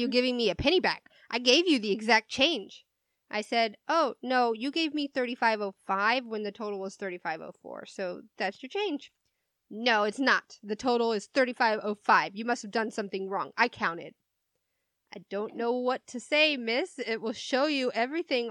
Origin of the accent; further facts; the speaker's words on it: United States; We're American